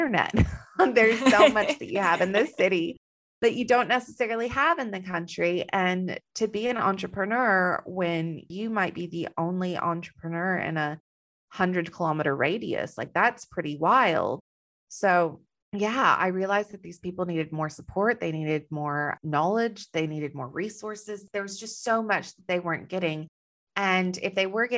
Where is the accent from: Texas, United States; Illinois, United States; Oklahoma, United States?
Texas, United States; moved away as an adult; now in Western Australia, Australia; I have a little bit of an accent. So I'm originally from Texas